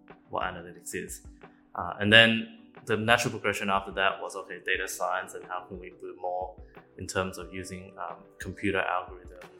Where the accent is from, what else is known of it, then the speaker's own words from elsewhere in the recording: Australia; moved away as an adult; now in Singapore; I'm an Australian, so I've been there for about 8 or so years, and I moved to Singapore